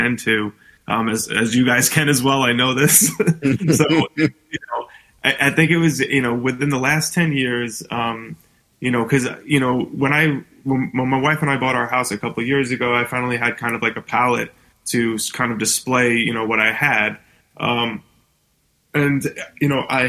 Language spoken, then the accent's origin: English; New York City, New York, United States; being from New York City, you know, growing up in Staten Island